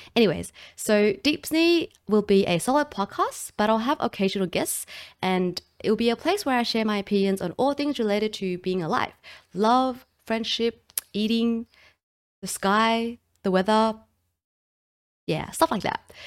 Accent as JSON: {"language": "English", "country": "Australia", "accent": "Australian", "said": "I'm also from Australia, if you couldn't recognize the accent."}